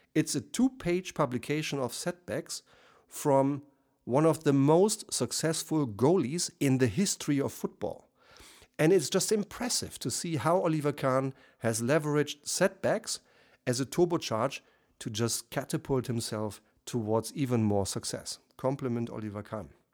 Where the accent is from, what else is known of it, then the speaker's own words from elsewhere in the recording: Germany; accent: German; first language German; English is a second language; as you probably hear by my accent, I'm German